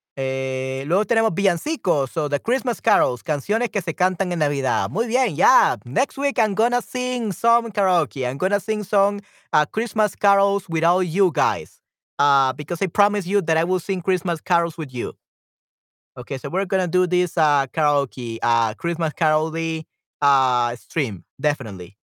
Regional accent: El Salvador

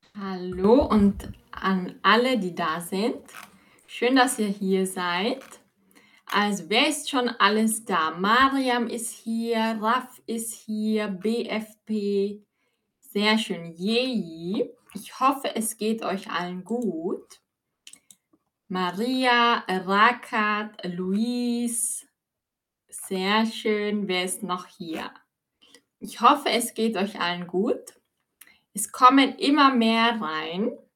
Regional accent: Austria; ich bin aus Österreich

